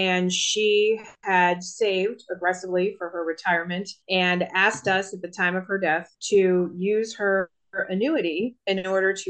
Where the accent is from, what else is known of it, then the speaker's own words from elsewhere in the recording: Virginia, United States; I was born and raised in Virginia. I have lived here all of my life within a 100-mile radius.